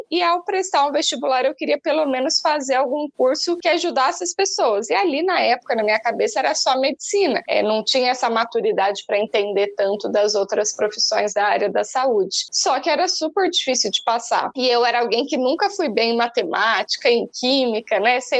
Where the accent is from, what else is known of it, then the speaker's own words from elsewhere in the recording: São Paulo, Brazil; born there; accent: mixed; also born or lived in Alfenas, Brazil; nasci no interior de São Paulo, mas eu fiz a faculdade na Federal de Alfenas, em Minas Gerais. Então, o sotaquezinho que vocês vão ver aqui hoje é meio que um ajuntado de, de lugares que já morei aí em mais de, de 15 cidades.